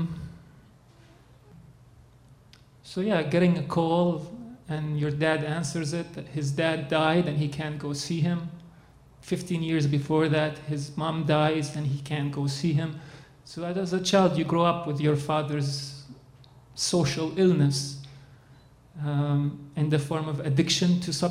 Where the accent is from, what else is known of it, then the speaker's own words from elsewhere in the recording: Dubai, United Arab Emirates; now in Winnipeg, Canada; I'm born in Dubai to a Palestinian Christian Arab father